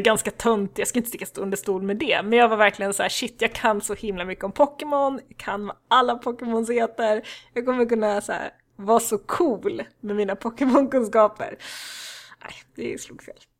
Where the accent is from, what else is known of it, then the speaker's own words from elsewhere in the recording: Värnamo, Jönköping County, Sweden; jag växte upp i Värnamo i Småland